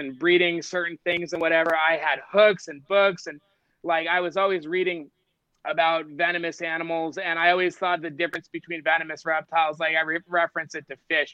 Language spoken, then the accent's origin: English; Las Vegas, Nevada, United States; I grew up in Las Vegas, Nevada, where I got my experience catching native venomous species